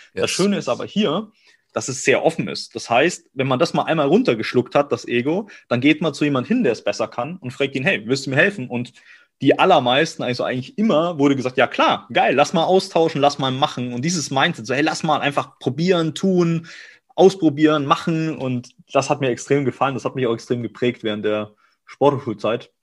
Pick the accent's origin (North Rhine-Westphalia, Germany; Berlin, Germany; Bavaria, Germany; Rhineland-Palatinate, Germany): Bavaria, Germany; Augsburg; moved away as an adult; now in Cologne, Germany; ich komme aus Augsburg, gebürtig aus Bayern und bin dann hier seit fünf, sechs Jahren